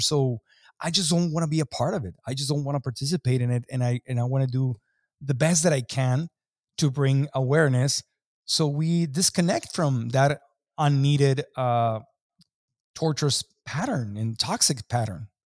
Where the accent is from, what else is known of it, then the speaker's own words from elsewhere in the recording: Mexico; growing up in Mexico